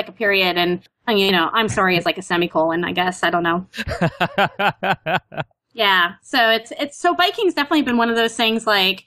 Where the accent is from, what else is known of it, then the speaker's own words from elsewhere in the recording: Canada; accent: Canadian; now in New York, United States; I'm Canadian